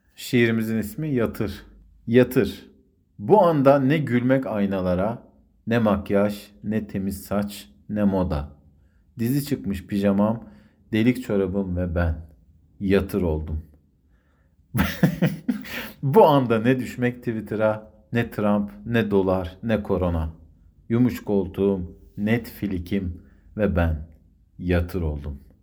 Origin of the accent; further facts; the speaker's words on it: Konya, Turkey; şimdi Konyalıyım ya ben.